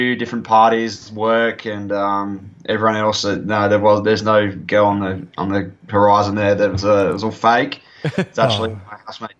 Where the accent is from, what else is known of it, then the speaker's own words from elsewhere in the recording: Adelaide, South Australia, Australia; moved away as an adult; now in Melbourne, Australia; growing up in Adelaide